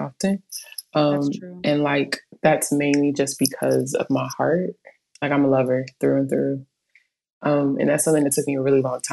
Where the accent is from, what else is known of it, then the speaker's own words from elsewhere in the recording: Inglewood, California, United States; moved away as an adult; now in Austin, United States; I'm born and raised in Inglewood, California